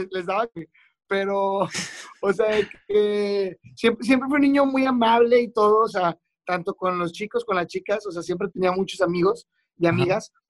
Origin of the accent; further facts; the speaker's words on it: Monterrey, Nuevo León, Mexico; accent: Chilango; hablo medio chilango, pero soy, soy de aquí de Monterrey. No sé, no sé por qué hablo así, güey.